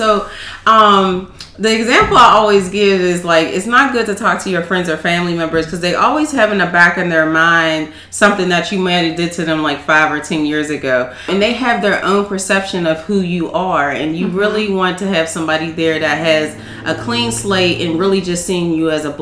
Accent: Pittsburgh, Pennsylvania, United States; I was born and raised in Pittsburgh

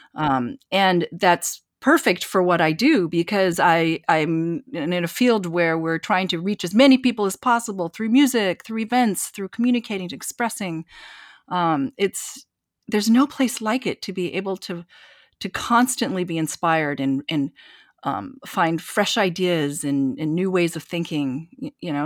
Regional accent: eastern Washington, United States; also born or lived in Korea; now in New York, United States; my family moved to this small town in eastern Washington. And, you know, I grew up in wheat fields

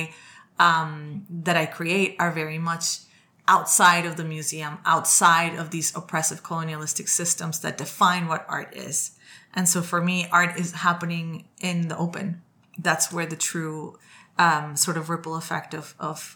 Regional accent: Colombia; moved away as an adult; now in New York, United States; I went to law school in Colombia

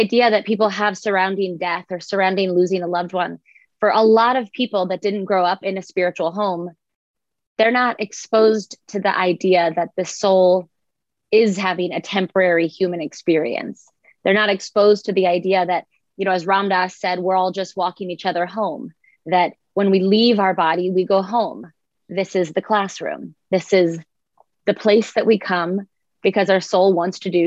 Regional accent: Boca Raton, Florida, United States; I grew up in Boca Raton, Florida

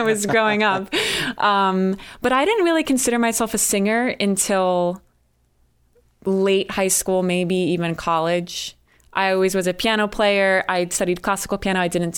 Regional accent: New Jersey, United States; moved away as an adult; also born or lived in Connecticut; now in Boston, United States; I'm from New Jersey, which I know people have mixed feelings about the state. I'm from a very rural and wooded area of New Jersey

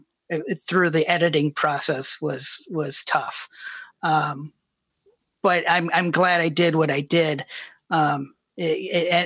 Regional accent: Ohio, United States; when I grew up in Ohio in 1980s

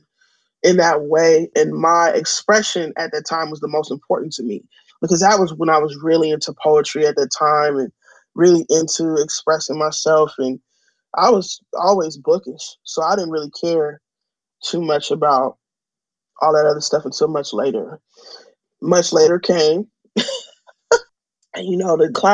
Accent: San Francisco, California, United States; growing up in San Francisco

